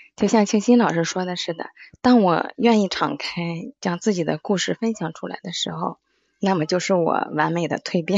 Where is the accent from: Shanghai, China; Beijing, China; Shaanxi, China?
Beijing, China; 我是来自北京，然后我是一个四岁宝宝的妈妈